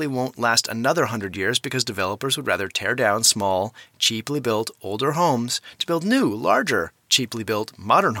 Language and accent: English; Bemidji, Minnesota, United States; moved away; I still visit that house every time I go back to Bemidji, which is my hometown